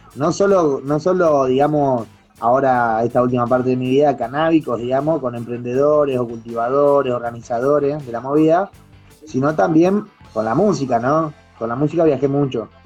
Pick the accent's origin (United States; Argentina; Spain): Argentina; siendo argentino, acá en, Argentina